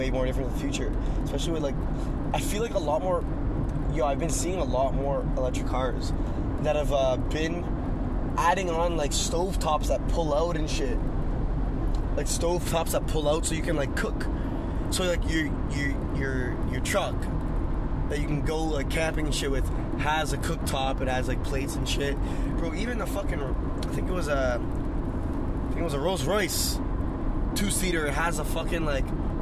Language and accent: English; Ottawa, Ontario, Canada; we're from Ottawa